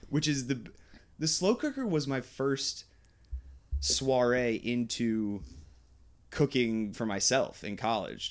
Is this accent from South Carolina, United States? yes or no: no; Goldens Bridge, New York, United States; I grew up in Westchester, New York, Golden's Bridge